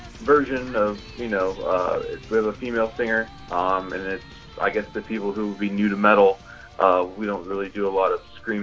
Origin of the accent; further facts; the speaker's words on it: United States; we're from America